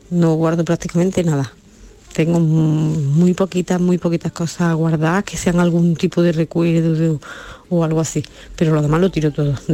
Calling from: Seville, Andalusia, Spain; de Sevilla.

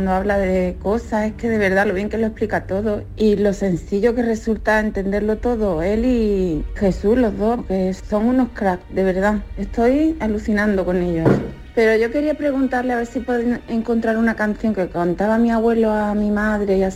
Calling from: Aljaraque, Andalusia, Spain; de Aljaraque

